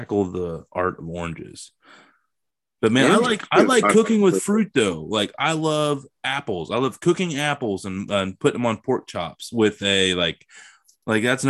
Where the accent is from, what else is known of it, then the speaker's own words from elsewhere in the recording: Ohio, United States; I'm from Ohio